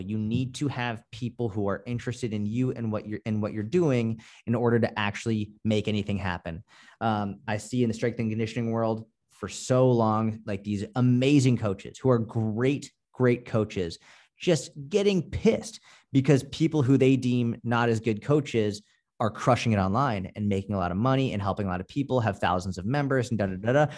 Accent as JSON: {"language": "English", "town": "Boston", "region": "Massachusetts", "country": "United States", "said": "I'm from Boston. Like, we're more just, like, no bullshit"}